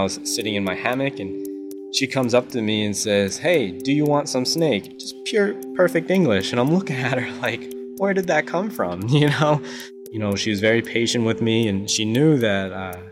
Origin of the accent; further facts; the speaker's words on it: United States; I grew up in America